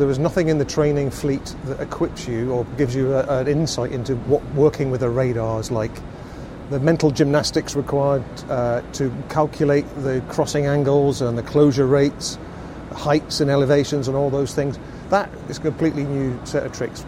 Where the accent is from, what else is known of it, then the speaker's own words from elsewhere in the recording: Glasgow, Scotland, United Kingdom; Growing up in Glasgow, my mum and dad's house was right under the approach path to Glasgow Airport